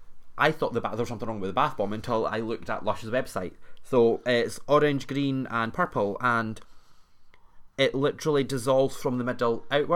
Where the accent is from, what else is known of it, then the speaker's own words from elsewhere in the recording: Scotland, United Kingdom; also born or lived in Fife / Edinburgh; I'm Scottish